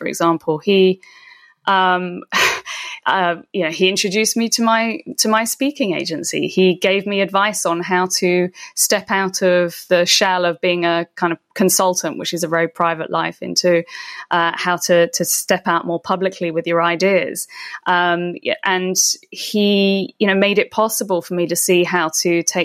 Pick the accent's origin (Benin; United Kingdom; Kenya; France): United Kingdom; I'm British